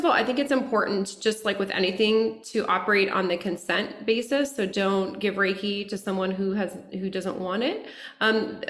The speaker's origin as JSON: {"language": "English", "town": "Lafayette", "country": "United States", "tie": "born or raised there", "also_born_or_lived": "Denver", "moved": "as an adult", "lives_now": "Los Angeles, United States", "said": "moved from my hometown Lafayette to Denver, to Los Angeles"}